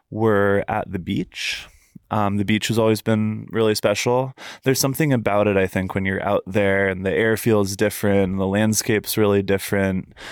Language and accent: English; Fairfax, United States; I think when you're growing up in Fairfax, it's it's hard to really realize how good you've got it as far as your surroundings go.